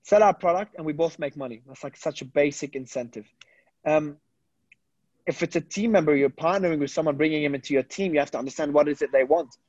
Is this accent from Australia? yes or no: yes; Australia; moved away as an adult; also born or lived in Lebanon; now in Dubai, United Arab Emirates; I was born in Lebanon and I migrated as a kid. So I've lived in Australia all my life.